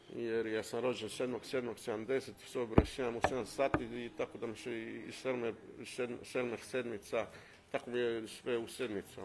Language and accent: Croatian; Pula, Istria County, Croatia; Ja sam iz Pule, Riva 2.